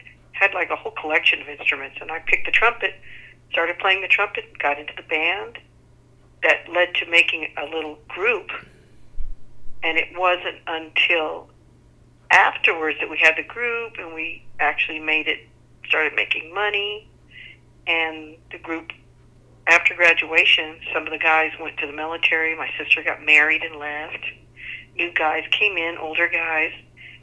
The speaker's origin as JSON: {"language": "English", "town": "San Antonio", "region": "Texas", "country": "United States", "tie": "born or raised there", "said": "It was more downtown where we grew up."}